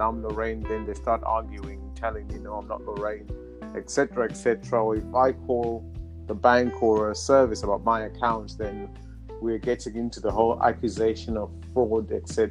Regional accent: Zimbabwe; moved away as an adult; now in United Kingdom; I'm from Zimbabwe. So I grew up in Zimbabwe

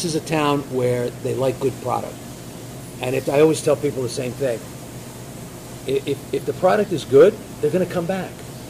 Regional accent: Hawthorne, New Jersey, United States; also born or lived in Italy; growing up in Hawthorne

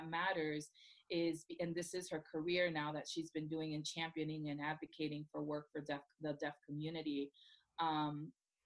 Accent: Orlando, Florida, United States; also born or lived in Puerto Rico; now in New Jersey, United States; I'm a Puerto Rican girl. I grew up in Orlando, Florida, Boricua.

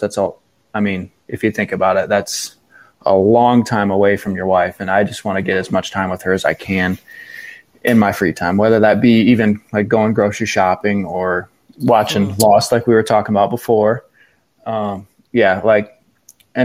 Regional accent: Norwalk, Ohio, United States; also born or lived in Tiffin, Ohio; I was born and raised in Norwalk, Ohio, kind of south of, like, Lake Erie

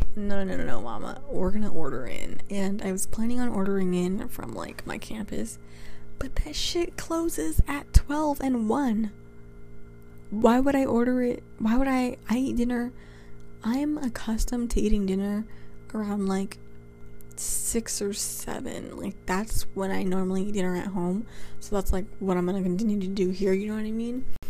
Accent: California, United States; moved away as an adult; now in New York, United States; I'm from California and I'm now going to school in New York

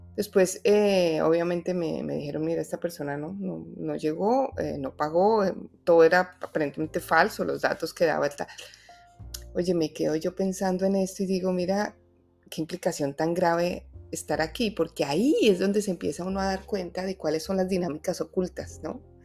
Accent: Bogotá, Colombia; moved away; honro mi tierra, mi ciudad Bogotá

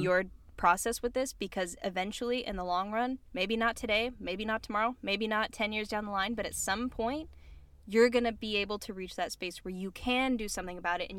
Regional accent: Chula Vista, California, United States; I'm from fucking Chula Vista, you dipshit.

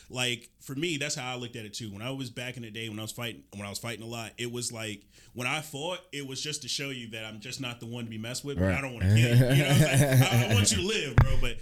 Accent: Augusta, Georgia, United States; moved away; also born or lived in Atlanta, Georgia; I'm from Augusta, Georgia

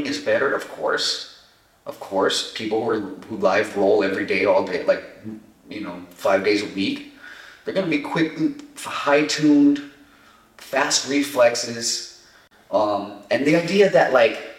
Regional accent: Montebello, California, United States; also born or lived in Echo Park, Los Angeles / Santa Barbara; I was born in Echo Park and I grew up in a city called Montebello, which is like southeast LA. And I moved to Santa Barbara when I was like 13

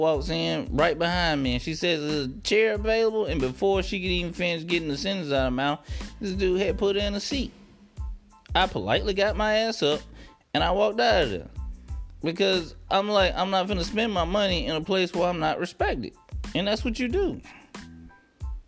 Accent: United States; as an American, as a black male

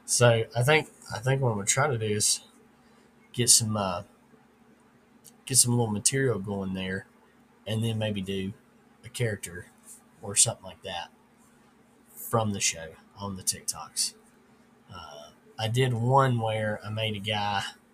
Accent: the South, United States; Or I grew up in the South, and that's the maintenance guy at our church.

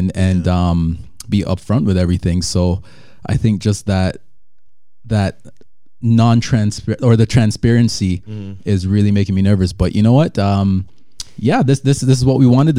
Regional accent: Toronto, Ontario, Canada; also born or lived in Jamaica; I was born in Jamaica and then migrated to Canada when I was young, with my dad at first, and then my mom followed. And, you know, pretty much grew up in Toronto

